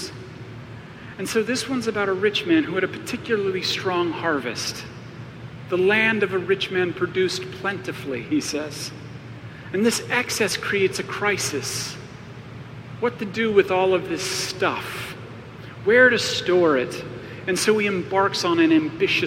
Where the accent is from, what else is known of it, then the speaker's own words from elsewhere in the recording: Arizona, United States; I grew up in Arizona